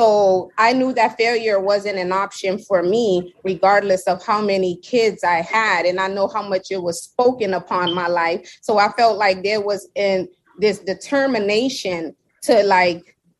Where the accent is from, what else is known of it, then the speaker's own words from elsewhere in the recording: Seattle, Washington, United States; also born or lived in New York; now in Miami, United States; I was born in New York, but raised in Seattle